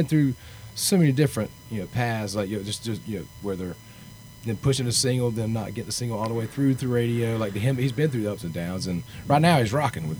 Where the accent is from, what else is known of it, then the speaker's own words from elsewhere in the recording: Sumter, South Carolina, United States; moved away as an adult; now in Nashville, United States; Originally, Sumter, South Carolina.